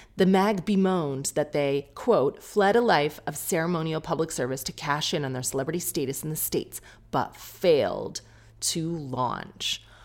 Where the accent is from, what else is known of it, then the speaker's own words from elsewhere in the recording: United Kingdom; I'm being British